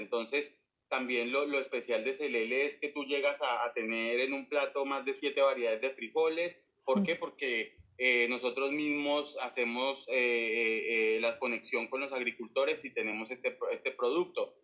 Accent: Boyacá, Colombia; moved away as an adult; now in Cartagena, Colombia; yo soy de Boyacá, entonces en total yo llevo siete años viviendo acá

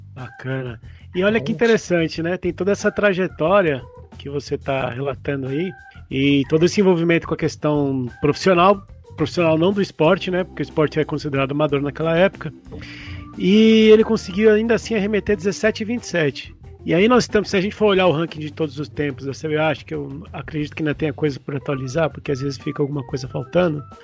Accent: São Paulo, Brazil; eu sou paulistano

